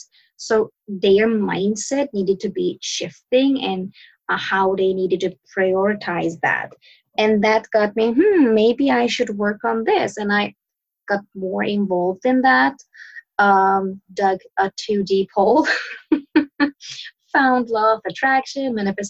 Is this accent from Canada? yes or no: no; Sweden; moved away as an adult; now in Turkey; I'm born and raised in Sweden. I moved to Turkey to marry my husband